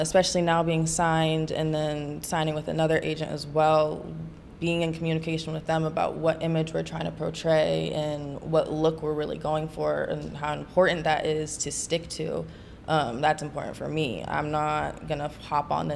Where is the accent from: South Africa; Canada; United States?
United States; Santa Cruz, California; now in Bay Area, United States; I'm from Santa Cruz, California. Currently live in the Bay.